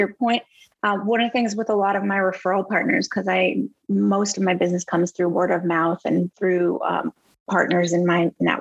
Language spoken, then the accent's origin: English; Boston, Massachusetts, United States; moved away as an adult; also born or lived in Los Angeles; I'm from Boston originally, and I moved from Los Angeles back to Boston